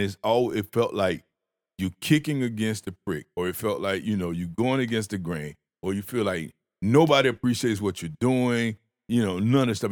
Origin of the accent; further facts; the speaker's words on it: the South, United States; I had manners 'cause I was from the South. I grew up with manners